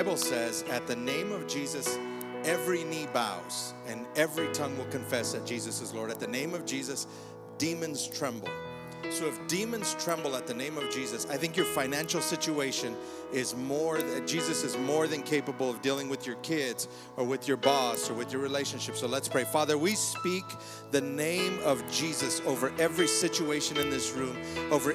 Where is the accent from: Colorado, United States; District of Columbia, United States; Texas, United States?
Colorado, United States; Fort Lupton; we grew up together in Fort Lupton